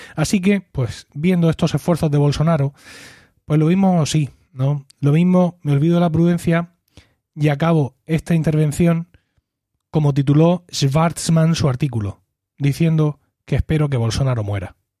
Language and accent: Spanish; Spain; en mi país, en España